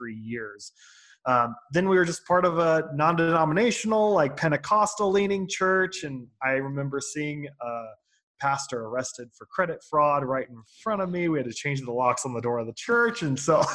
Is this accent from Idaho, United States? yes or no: yes; Boise, Idaho, United States; also born or lived in Nampa, Idaho; I was born and raised in Boise, Idaho.